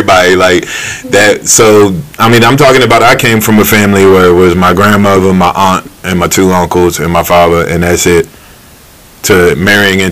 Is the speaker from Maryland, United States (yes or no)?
yes; Maryland, United States; I grew up in Maryland